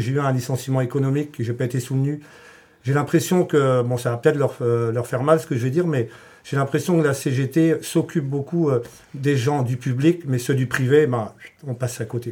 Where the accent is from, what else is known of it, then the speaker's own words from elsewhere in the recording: the Morlaix area, Brittany, France; je viens de la région de Morlaix